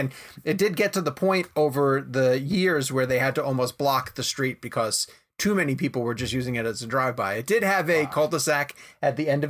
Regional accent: Massapequa, New York, United States; Amityville is right next door to my hometown.

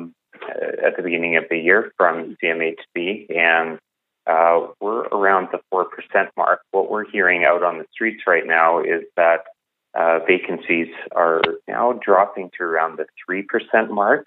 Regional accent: Calgary, Alberta, Canada; I've been born and raised in Calgary

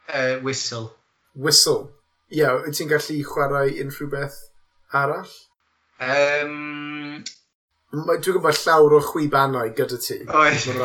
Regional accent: Newport, Wales, United Kingdom; Welsh is a second language; dwi'n dod o gas newydd a dysgais i Cymraeg

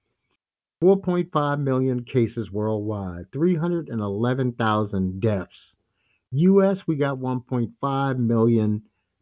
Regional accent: New York, United States; I'm a lifelong New Yorker

